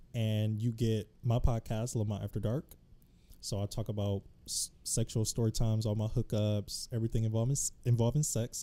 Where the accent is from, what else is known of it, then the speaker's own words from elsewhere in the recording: Detroit, Michigan, United States; also born or lived in Los Angeles, California; now in DMV area, United States; I'm originally from Detroit, Michigan. I lived in L A for a bit.